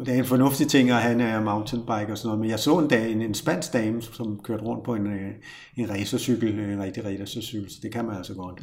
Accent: Copenhagen, Capital Region of Denmark, Denmark; accent: Copenhagen; jeg er københavner lige nu

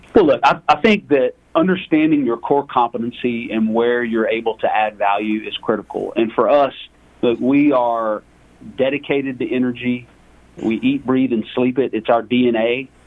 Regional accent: Lake Charles, Louisiana, United States; moved away as an adult; now in Dallas, United States; I was born and raised in Lake Charles, Louisiana, the, the heel of the boot of Louisiana.

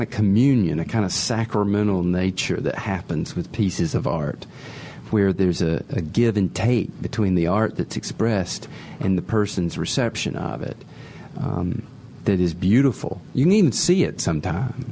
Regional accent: South Carolina, United States; I grew up in South Carolina

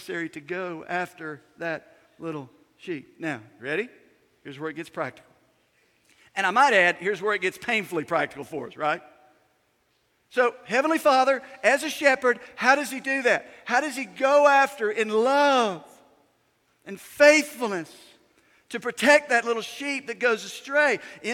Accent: United States; When I was a kid growing up in Yanacoa County

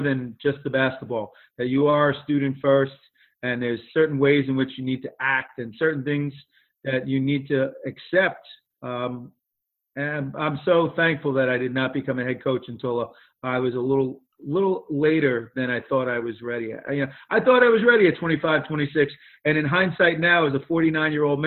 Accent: Bergenfield, New Jersey, United States; also born or lived in Loretto, Pennsylvania; I grew up in Bergenfield, New Jersey, graduated from Bergenfield High

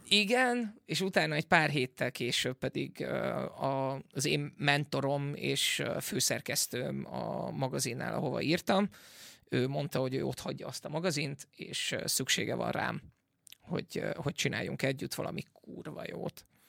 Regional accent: Veszprém, Veszprém County, Hungary; moved away as an adult; also born or lived in England; Angliába költöztem, és aztán pedig azon elköltöztem Veszprémből, ahogy hazajöttem

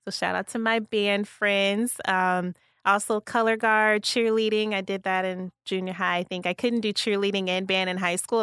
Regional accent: Kankakee, Illinois, United States; moved away as an adult; also born or lived in Rockford, Illinois / Wausau, Wisconsin; was born and raised in Kankakee, born at Riverside

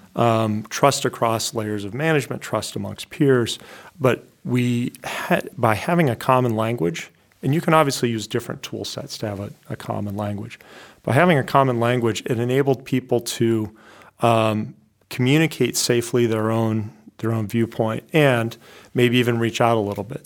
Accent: Iowa, United States; moved away as an adult; also born or lived in West Coast; now in New Hampshire, United States; I grew up in Iowa

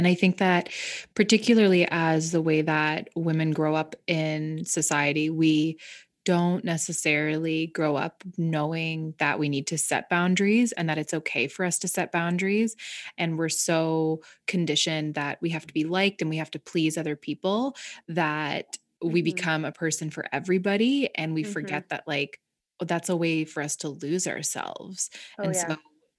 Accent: Ontario, Canada; But I grew up in Southern Ontario. And I grew up in, like, the country.

